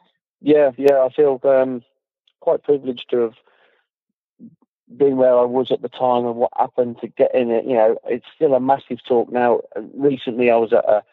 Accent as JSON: {"language": "English", "town": "Leamington Spa", "region": "West Midlands", "country": "United Kingdom", "tie": "born or raised there", "said": "my hometown, Leamington Spa"}